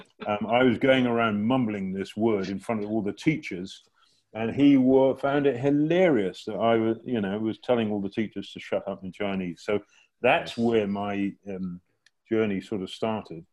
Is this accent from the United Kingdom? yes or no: yes; England, United Kingdom; moved away as an adult; at school when living in England